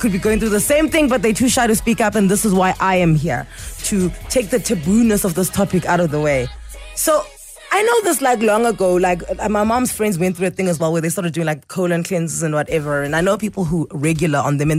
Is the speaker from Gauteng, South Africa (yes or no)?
yes; Pretoria, Gauteng, South Africa; also born or lived in Eastern Cape; I was in the Eastern Cape until I was like 6, and then I was in Pretoria.